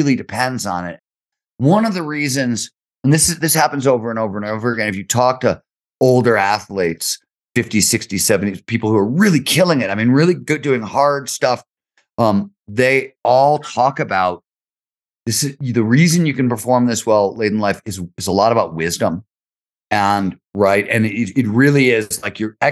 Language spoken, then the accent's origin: English; Ohio, United States; growing up in Ohio